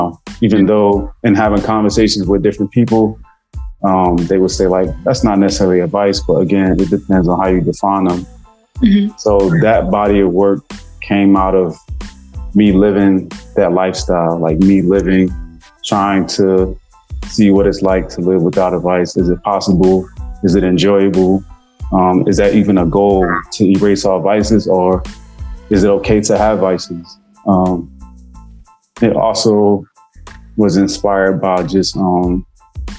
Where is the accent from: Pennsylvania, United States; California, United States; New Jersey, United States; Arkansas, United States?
New Jersey, United States; Newark; me growing up in Newark